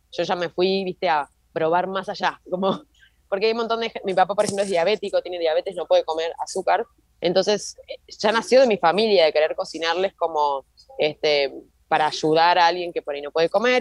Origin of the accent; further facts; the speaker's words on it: Argentina; me acuerdo cuando era chiquita, acá en Argentina